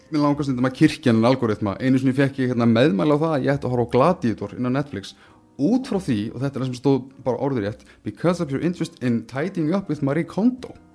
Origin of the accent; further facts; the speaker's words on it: Iceland; við sem Íslendingar